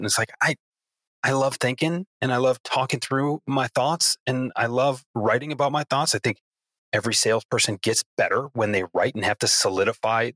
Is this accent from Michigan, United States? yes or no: yes; Detroit, Michigan, United States; I'm proud to call myself a Detroiter